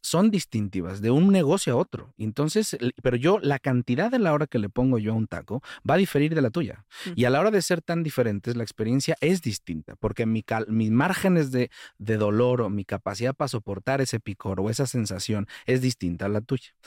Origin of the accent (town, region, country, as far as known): Mexico